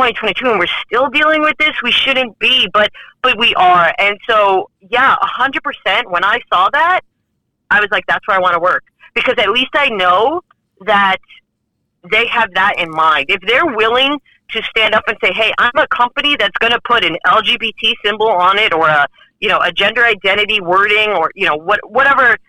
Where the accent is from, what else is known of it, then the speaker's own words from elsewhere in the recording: New York City, New York, United States; now in Texas, United States; I'm not originally from Texas. I'm originally from Brooklyn, New York